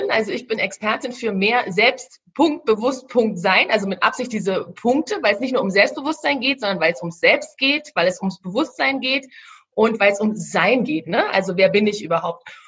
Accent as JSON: {"language": "German", "region": "Berlin", "country": "Germany", "said": "ich sag's, ich komme ja aus Berlin, ja, ich sag's mal so, wie ich es hier sage, ich war eigentlich immer ein ziemlicher Schisser."}